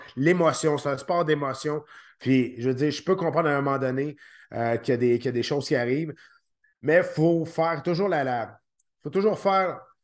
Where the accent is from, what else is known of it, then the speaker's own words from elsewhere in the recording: Quebec, Canada; ici au Québec